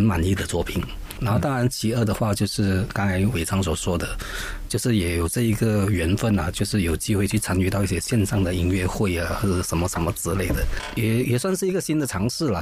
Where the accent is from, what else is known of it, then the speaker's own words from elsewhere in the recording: Klang, Selangor, Malaysia; moved away; 马上跑回发生我的老家